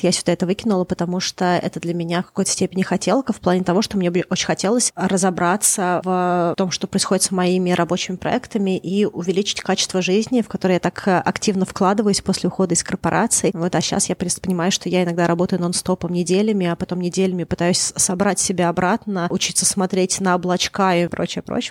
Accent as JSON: {"language": "Russian", "region": "Moscow", "country": "Russia", "tie": "born or raised there", "moved": "yes", "lives_now": "Vancouver, Canada", "said": "Я выросла в Москве"}